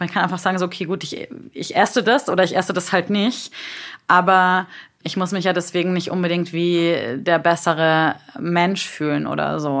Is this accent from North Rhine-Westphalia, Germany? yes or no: no; Bavaria, Germany; now in Berlin, Germany; ich bin aus Bayern